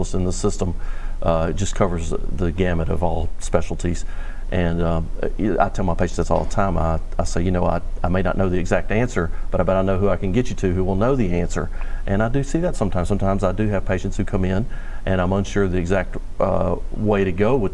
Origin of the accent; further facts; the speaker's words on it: Natchitoches, Louisiana, United States; moved away as an adult; now in Bossier City, United States; I wanted to practice in my hometown where I grew up